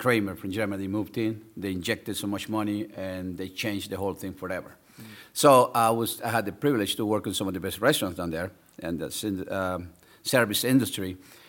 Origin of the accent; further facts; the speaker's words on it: El Salvador; also born or lived in Miami, United States; now in Anne Arundel County, United States; I was born and raised in El Salvador, a third world country during a civil war.